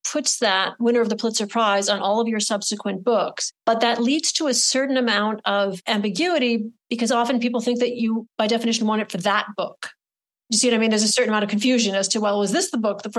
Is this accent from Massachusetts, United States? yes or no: yes; Adams, Massachusetts, United States; my ignorance was compounded by the fact that I was from Adams, Massachusetts, and you'd think I might have known something about him.